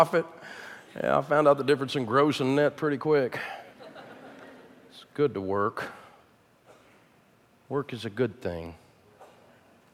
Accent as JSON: {"language": "English", "town": "Nashville", "region": "Tennessee", "country": "United States", "tie": "born or raised there"}